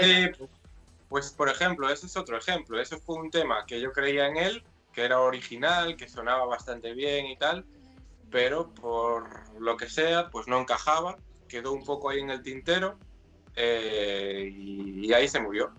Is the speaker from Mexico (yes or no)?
no; Vigo, Galicia, Spain; soy de Vigo, nací en Vigo, me crié en Vigo y aquí sigo